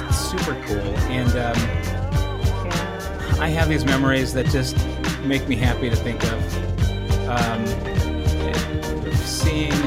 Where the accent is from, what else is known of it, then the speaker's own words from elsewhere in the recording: Los Angeles, California, United States; moved away as an adult; now in Portugal; I grew up in Los Angeles, or near Los Angeles anyway